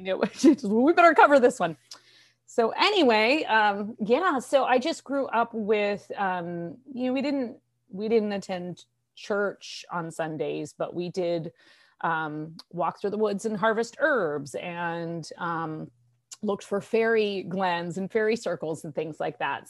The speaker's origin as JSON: {"language": "English", "town": "San Francisco", "region": "California", "country": "United States", "tie": "born or raised there", "said": "I was born in California in the San Francisco Bay Area and lived most of my life there"}